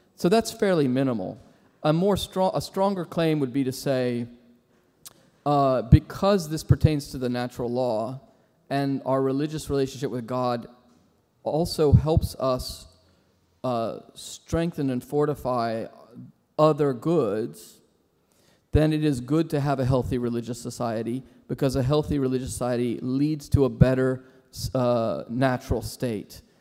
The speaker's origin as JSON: {"language": "English", "country": "United States"}